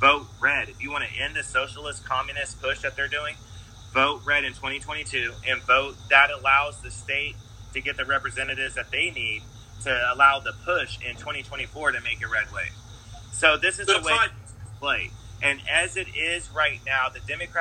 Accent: United States; as an American

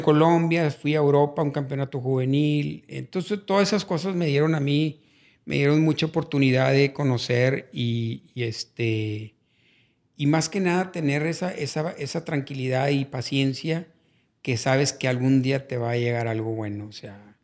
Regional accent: Monterrey, Nuevo León, Mexico; Realmente en la mera colonia Madero, fue donde yo nací

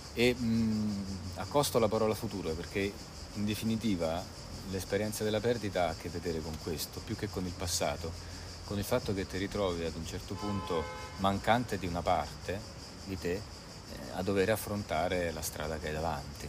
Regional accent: Avezzano, Abruzzo, Italy; Io vengo da Avezzano, una cittadina piuttosto grande, eh, in Abruzzo, in provincia dell'Aquila

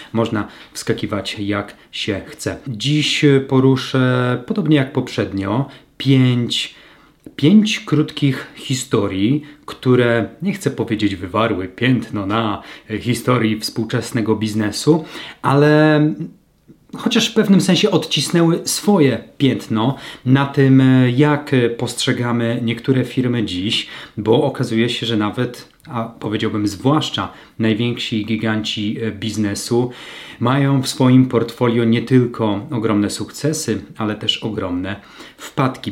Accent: Lower Silesian Voivodeship, Poland; w mojej niewielkiej mieścinie na Dolnym Śląsku, w rodzinnym mieście

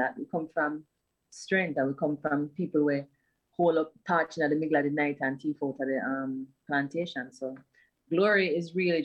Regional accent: Bull Bay, Saint Andrew, Jamaica; growing up in Bull Bay, I feel like growing up in Bull Bay was fun.

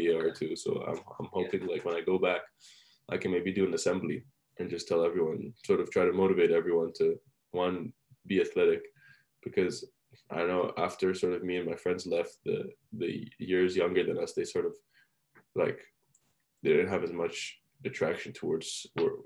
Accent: Oman; English is a second language; also born or lived in Iran; I was like this little, you know, Iranian kid just moved to Oman. Like I was fresh off the boat, moved to Oman

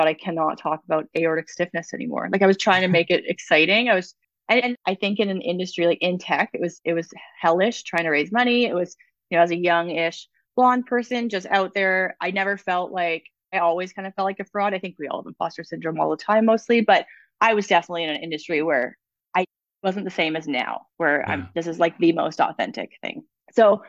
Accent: Toronto, Ontario, Canada; moved away as an adult; also born or lived in Whistler, British Columbia; I'm originally from Ontario, and when I was 19, I went to visit a friend in Whistler for 2 months, and I lived there for 5 years. And And I never went back to Ontario

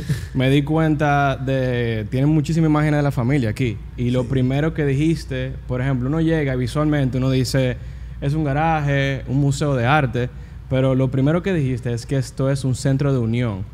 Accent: United States; yo nací en Estados Unidos

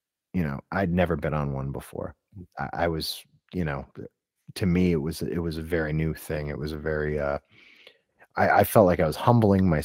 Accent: Scranton, Pennsylvania, United States; I'm from the Scranton area

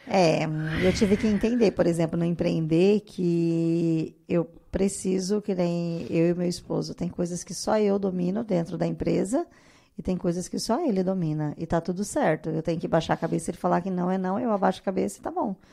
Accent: Cuiabá, Mato Grosso, Brazil; now in Rondonópolis, Brazil; Eu sou cuiabana.

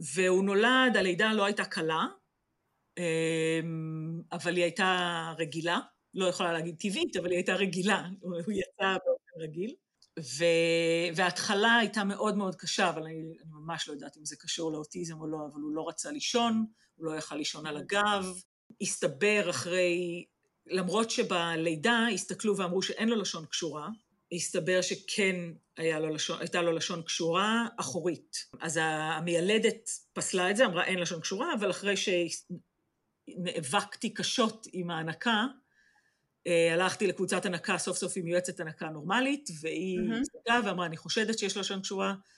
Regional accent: Israel; moved away as an adult; now in England, United Kingdom

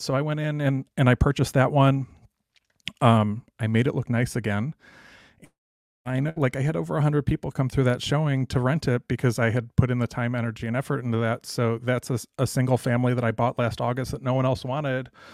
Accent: Cleveland, Ohio, United States; moved away as an adult; also born or lived in Toledo, Ohio; now in Dallas, United States; I was from Cleveland and, um, went to school in Toledo

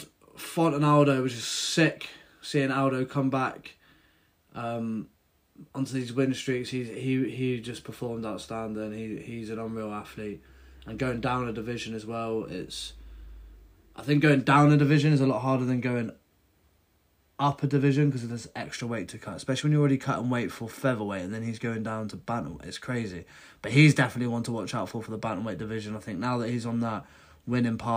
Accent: United Kingdom; I'm British

